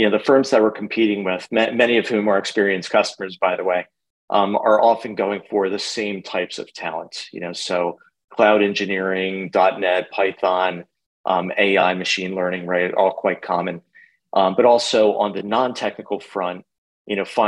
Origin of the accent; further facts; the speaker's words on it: New Jersey, United States; moved away as an adult; also born or lived in New York; now in Philadelphia, United States; So I'm born and raised in New Jersey. Lived there for, 40 years or so, 40 plus years